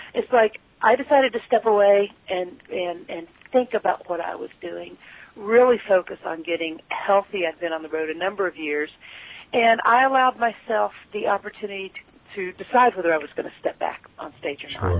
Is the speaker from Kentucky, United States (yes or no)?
yes; Lexington, Kentucky, United States; now in Cincinnati, United States; I'm from Lexington, Kentucky, but I've lived okay. in Cincinnati